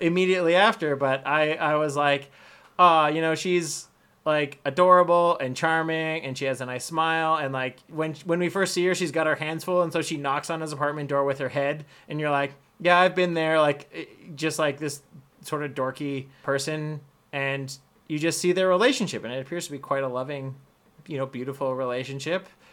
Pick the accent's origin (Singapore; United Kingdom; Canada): Canada; I'm white, I'm Canadian